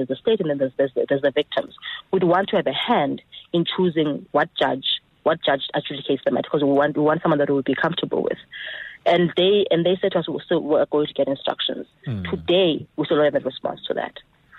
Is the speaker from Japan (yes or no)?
no; South Africa; Look, Eusebius, the 6th of August 2012 is a moment of national shame for all South Africans.